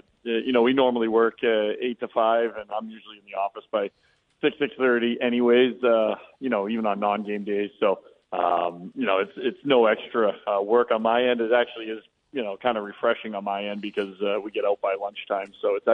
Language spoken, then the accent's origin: English; Boston, Massachusetts, United States; moved away; I grew up in South Boston